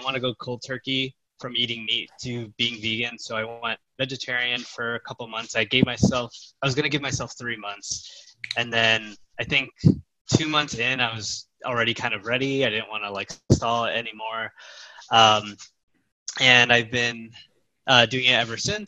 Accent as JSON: {"language": "English", "town": "Chicago", "region": "Illinois", "country": "United States", "moved": "as an adult", "lives_now": "Dallas, United States", "said": "I am originally from Chicago, Illinois, in the U.S. I now live in Dallas, Texas."}